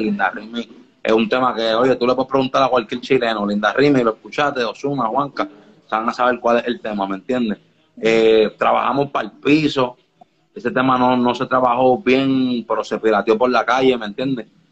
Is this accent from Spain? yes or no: no; Puerto Rico; me mudé a Puerto Rico a ah, bien temprana edad. Y pues aquí pues tuve como que mi adolescencia, mi, mi, escuela ya como tal, ¿sabes? Mi, intermedia, mi high school.